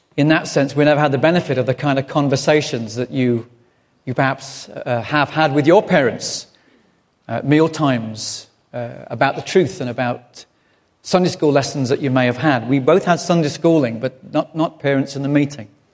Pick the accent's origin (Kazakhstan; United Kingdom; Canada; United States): United Kingdom; England; being English